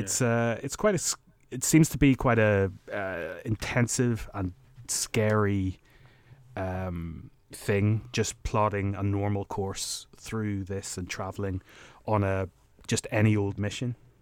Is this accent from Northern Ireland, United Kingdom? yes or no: yes; Northern Ireland, United Kingdom; growing up in Northern Ireland